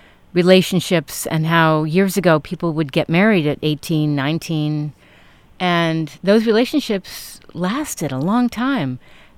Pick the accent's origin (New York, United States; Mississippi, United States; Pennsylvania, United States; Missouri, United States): New York, United States; I grew up in New York